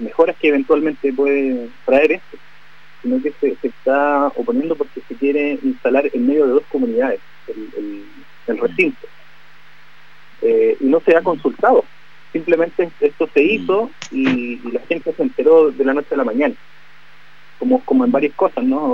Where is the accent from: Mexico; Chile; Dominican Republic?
Chile; Gulumapu; nuestro territorio